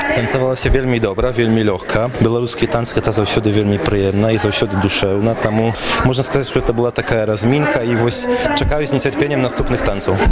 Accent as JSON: {"language": "Belarusian", "country": "Poland", "second_language": "Belarusian", "said": "я сам паляк"}